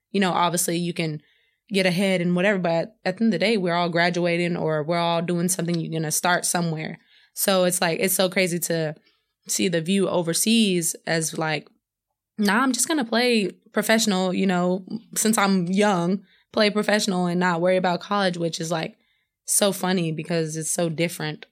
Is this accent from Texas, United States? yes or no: yes; Madisonville, Texas, United States; moved away as an adult; also born or lived in Houston, Texas; now in Luleå, Sweden; in my hometown, Madisonville.